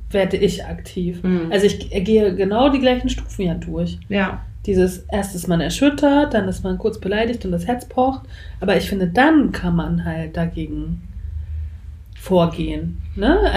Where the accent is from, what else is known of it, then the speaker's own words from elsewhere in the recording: East Germany, Germany; Ich bin ja noch in der DDR auch zur Schule gegangen